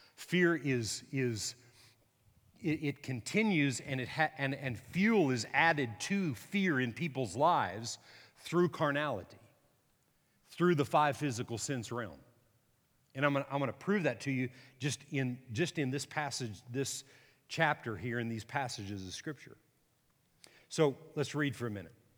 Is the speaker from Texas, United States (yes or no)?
yes; Texas, United States; I'm a Texan